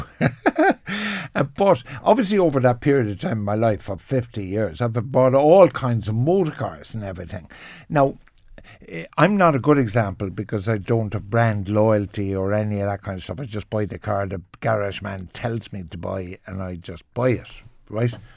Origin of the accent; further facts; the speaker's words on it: Cork, Munster, Ireland; I'm from Cork, and there used to be a Ford factory. So every second car in Cork was a Ford